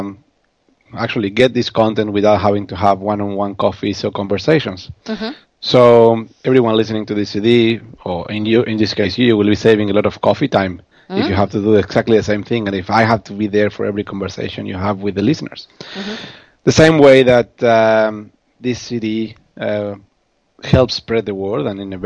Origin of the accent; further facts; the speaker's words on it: Argentina; accent: Argentine; now in Melbourne, Australia; My accent is originally from Argentina